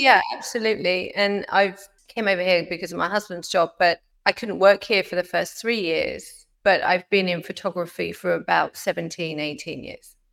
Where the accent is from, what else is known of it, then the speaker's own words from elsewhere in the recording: United Kingdom; moved away as an adult; now in Florida, United States; me being British